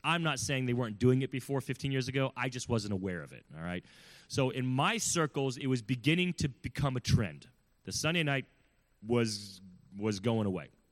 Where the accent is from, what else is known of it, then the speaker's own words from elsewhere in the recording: California, United States; I'm from California, I'm not from the South